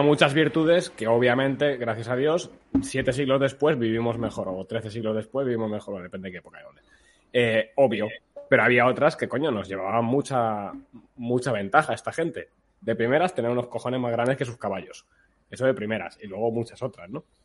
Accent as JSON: {"language": "Spanish", "country": "Spain", "said": "como españoles"}